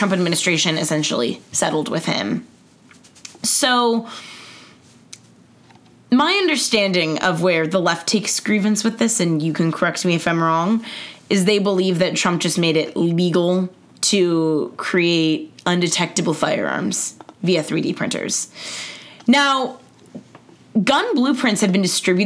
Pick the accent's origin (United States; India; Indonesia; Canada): United States; Los Angeles, California; I am from Los Angeles